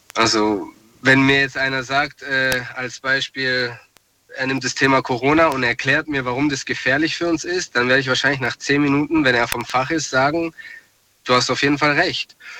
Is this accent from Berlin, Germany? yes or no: no; Ludwigsburg, Baden-Württemberg, Germany; aus Ludwigsburg